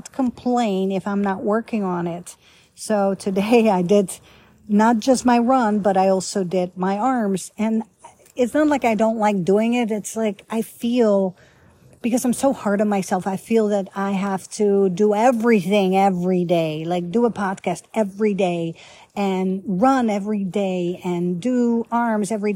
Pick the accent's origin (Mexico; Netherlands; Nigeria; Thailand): Netherlands; also born or lived in Italy / Egypt / Canada / United States; now in Grapevine, Texas, United States; I used to live in Holland, born and raised in Holland